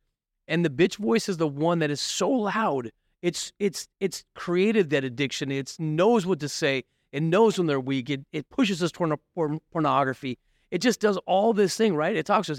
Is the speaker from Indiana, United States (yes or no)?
no; Mesa, Arizona, United States; born there; Listen, my I was born in Mesa. I got addicted in Mesa.